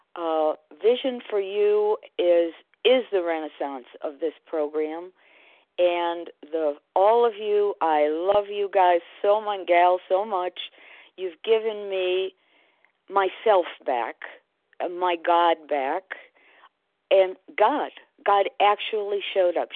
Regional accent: Connecticut, United States; I was raised in Connecticut

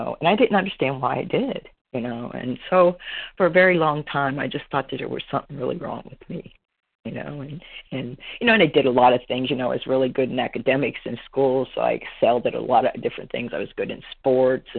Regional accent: Pennsylvania, United States; moved away as an adult; now in Florida, United States; I'm originally from Pennsylvania

